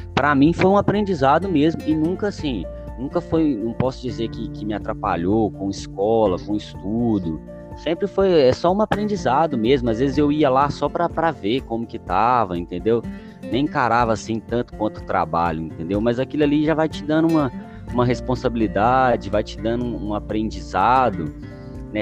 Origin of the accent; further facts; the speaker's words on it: Belo Horizonte, Minas Gerais, Brazil; eu nasci aqui em BH. A, a minha infância, a minha infância mesmo, foi, foi, foi com muita dificuldade